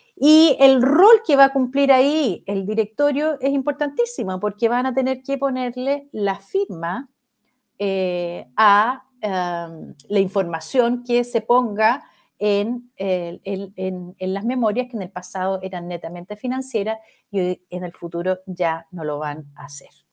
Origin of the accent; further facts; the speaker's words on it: Chile; acá en Chile